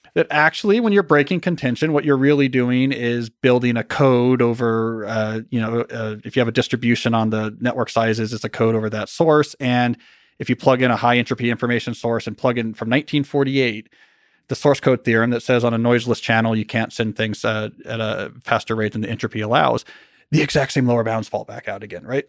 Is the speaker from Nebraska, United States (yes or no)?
no; New Jersey, United States; now in Montgomery County, United States; where I grew up in New Jersey